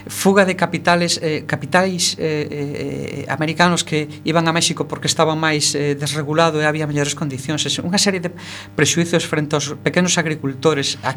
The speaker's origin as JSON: {"language": "Galician", "area": "O Ribeiro", "region": "Galicia", "country": "Spain", "said": "Eu son do Ribeiro"}